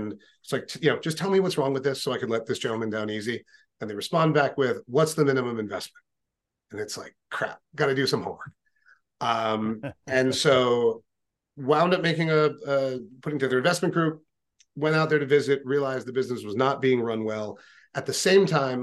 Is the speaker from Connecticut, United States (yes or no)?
yes; Ridgefield, Connecticut, United States; grew up in a little town in Connecticut called Ridgefield.